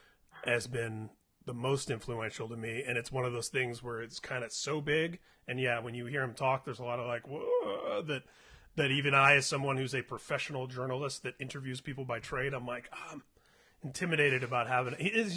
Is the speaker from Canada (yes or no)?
no; Indianapolis, Indiana, United States; also born or lived in Southern California; now in Los Alamitos, United States; I grew up in Indianapolis